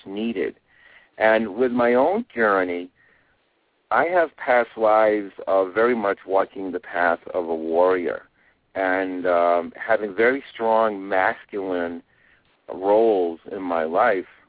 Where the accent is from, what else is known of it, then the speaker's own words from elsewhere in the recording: Maine, United States; moved away as an adult; now in Sedona, United States; I'm originally from Maine